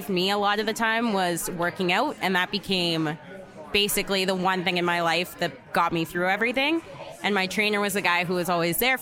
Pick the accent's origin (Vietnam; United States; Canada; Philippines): Canada; Ottawa, Ontario; moved away as an adult; also born or lived in Antigonish, Nova Scotia; now in Calgary, Canada; I'm from Ottawa